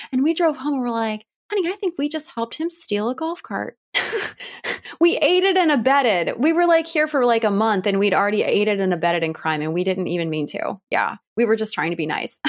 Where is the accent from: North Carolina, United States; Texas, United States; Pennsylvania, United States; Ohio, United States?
Ohio, United States; Cleveland; also born or lived in Washington, D.C.; now in Atlanta, United States; I'm from the Cleveland area. I'm from Ohio